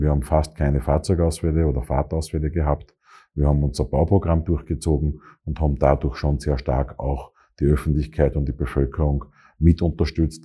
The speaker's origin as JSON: {"language": "German", "town": "Graz", "region": "Styria", "country": "Austria", "tie": "born or raised there", "also_born_or_lived": "Vienna", "moved": "as an adult", "said": "Bin gebürtiger Grazer, bin hier aufgewachsen"}